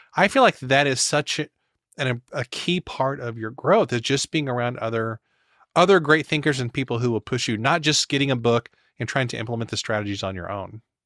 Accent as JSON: {"language": "English", "region": "Missouri", "country": "United States", "said": "I'm from Missouri"}